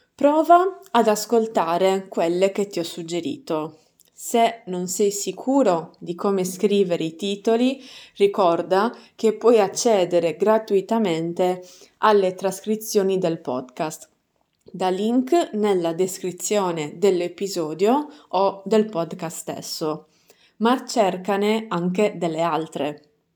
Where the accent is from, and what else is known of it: Sardinia, Italy; accent: Sardinian dialect